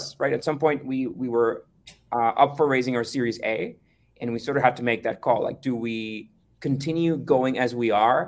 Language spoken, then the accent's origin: English; Costa Rica; we're from Costa Rica